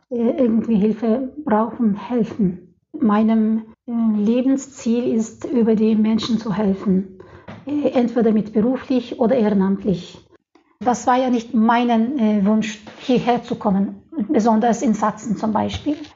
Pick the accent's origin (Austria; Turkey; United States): Turkey; German is a second language; moved away as an adult; now in Leipzig, Germany; Äh, ich komme aus der Türkei und dort äh, gibt es jetzt aktuell einen politischen Problemen und ich bin deswegen von politischen äh, Gründen hierher gekommen.